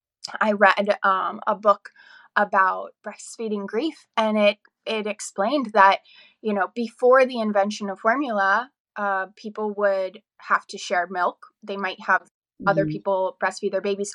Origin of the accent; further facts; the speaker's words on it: north of Pittsburgh, Western Pennsylvania, United States; moved away as an adult; also born or lived in Alexandria, Virginia; now in Montclair, Virginia, United States; I am from Western Pennsylvania, kind of north of Pittsburgh area, small town girl.